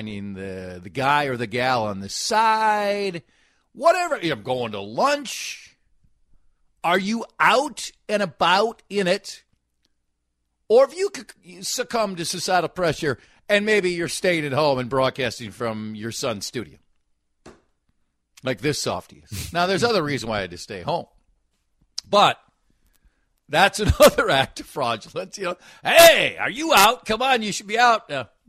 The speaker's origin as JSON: {"language": "English", "region": "Minnesota", "country": "United States", "said": "I'm a Minnesotan."}